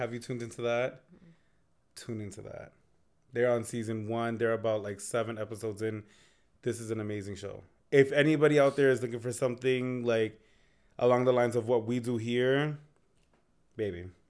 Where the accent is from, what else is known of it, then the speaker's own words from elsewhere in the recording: Lawrence, Massachusetts, United States; we're from Lawrence, Massachusetts